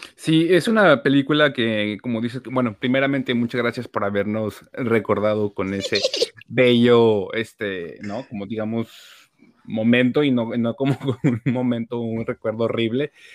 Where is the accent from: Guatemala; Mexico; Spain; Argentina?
Mexico; nosotros como mexicanos también tenemos una eh, sociedad súper católica